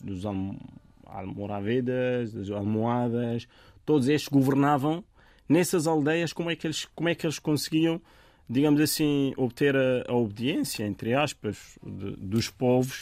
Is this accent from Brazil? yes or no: no; Tabia, Béni Mellal-Khénifra, Morocco; first language Tamazight (Berber); Portuguese is a second language; moved away as an adult; now in Portugal; a minha localidade chama-se Tabia. Tabia é, é uma aldeiazinha com poucas casas, onde eu nasci, onde comecei a aprender as primeiras, as primeiras letras em árabe, porque a primeira língua foi Tamazirt